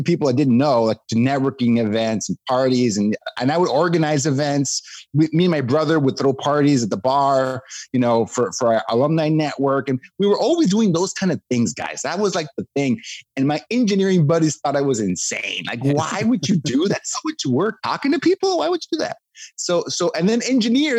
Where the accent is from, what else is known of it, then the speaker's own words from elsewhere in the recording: Mexico; moved away as an adult; now in United States; I grew up in Mexico, right? That's where I'm from, on the border with the US